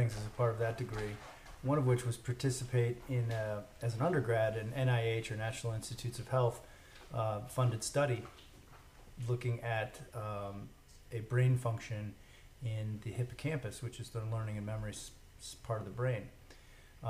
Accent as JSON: {"language": "English", "town": "Detroit", "region": "Michigan", "country": "United States", "tie": "born or raised there", "moved": "yes", "lives_now": "Oklahoma City, United States", "said": "I was born in Detroit, Michigan"}